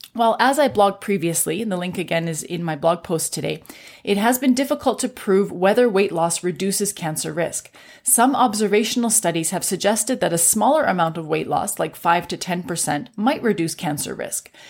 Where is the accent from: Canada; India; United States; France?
Canada; I'm a Canadian physician